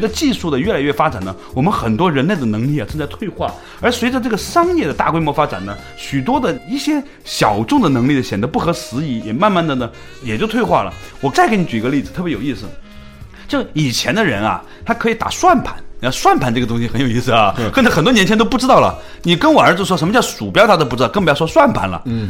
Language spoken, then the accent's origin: Chinese; Guangzhou, Guangdong, China; 那个时候我们从广州来，觉得很诧异啊，在长安街这种主干道上